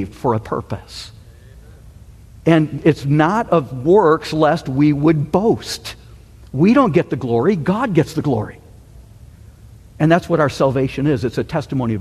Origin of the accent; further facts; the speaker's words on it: Michigan, United States; growing up in Michigan